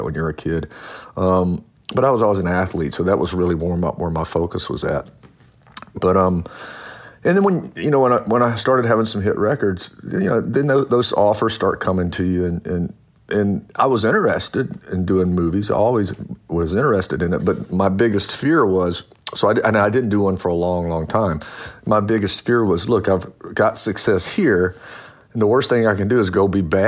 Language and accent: English; Louisiana, United States; I grew up in Louisiana, and my stepdad was a cowboy, so I could ride before I could walk